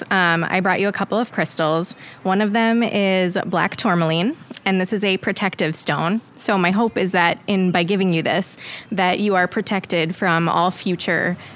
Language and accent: English; New York, United States; now in Kansas City, United States; I grew up on Long Island. Very glamorous.